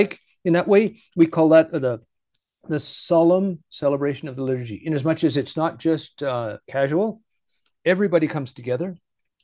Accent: Vancouver, British Columbia, Canada; moved away; By the way, I am Canadian. I'm from Vancouver, British Columbia.

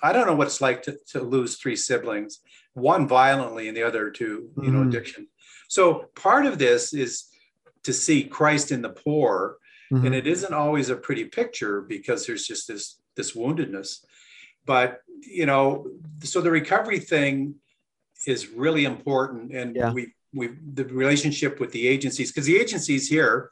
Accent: Peterborough, Ontario, Canada; I was born in Peterborough, raised in Ontario

